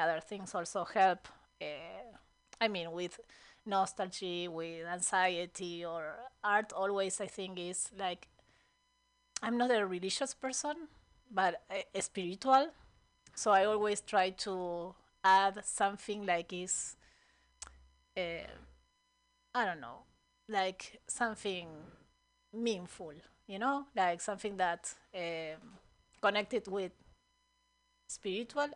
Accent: Buenos Aires, Argentina; moved away; I am from Buenos Aires

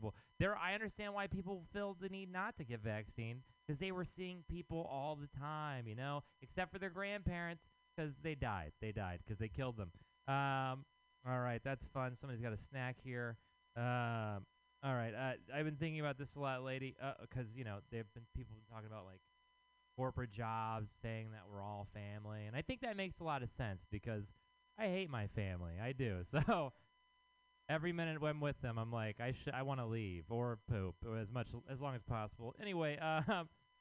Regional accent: Texas, United States; now in San Francisco, United States; I am from Texas

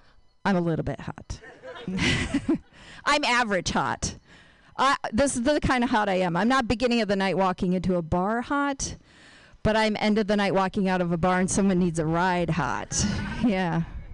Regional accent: Binghamton, New York, United States; moved away; I'm from upstate New York

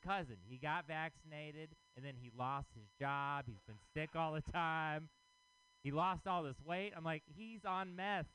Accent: Texas, United States; now in San Francisco, United States; I am from Texas.

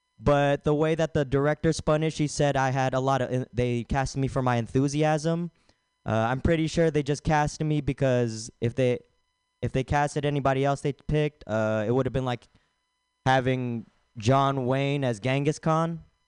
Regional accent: Philippines; It's because I'm Filipino, yada yada.

